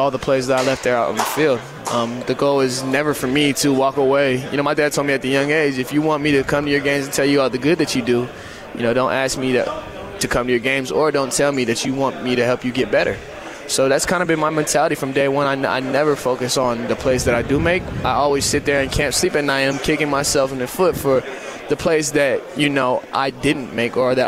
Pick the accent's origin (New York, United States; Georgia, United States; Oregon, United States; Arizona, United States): Oregon, United States; being an in-state kid and getting to wear Oregon State across my chest